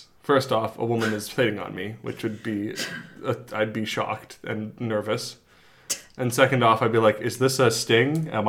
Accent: Ganges, British Columbia, Canada; Ganges is my hometown on Saltburn.

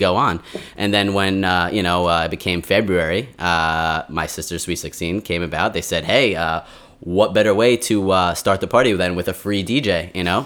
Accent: New York City, New York, United States; I'm from Brooklyn

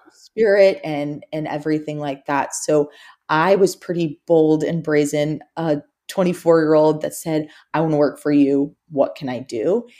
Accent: Houston, Texas, United States; also born or lived in Alabama; I'm actually from Houston, Texas

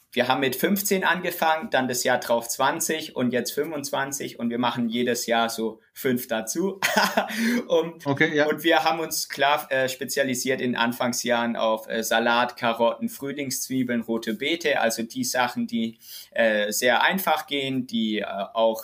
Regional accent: Germany; also born or lived in Witzenhausen

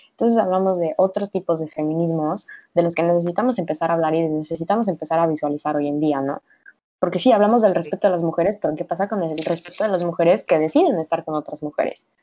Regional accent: Mexico; soy mexicana, en un México patriarcal y machista

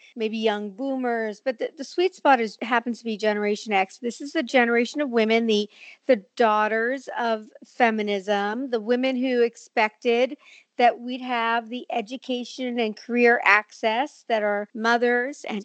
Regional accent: Montreal, Quebec, Canada; moved away as an adult; now in New York, United States; I'm from Montreal. I now live in New York, 25 years, American citizen, all that. But I grew up in Montreal

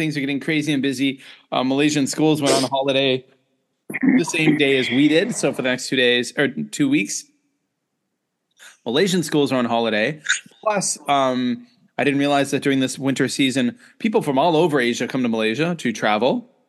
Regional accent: Canada; moved away; growing up in Canada

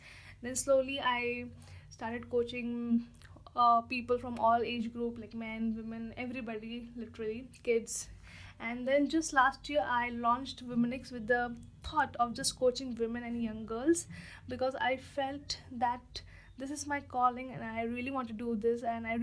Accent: India

